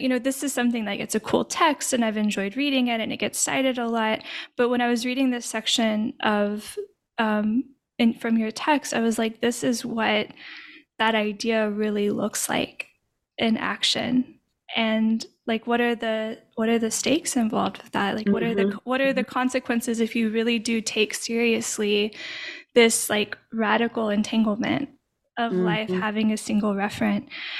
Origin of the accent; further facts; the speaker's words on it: Arkansas, United States; now in Louisiana, United States; I'm from Arkansas originally, and I now live in Louisiana.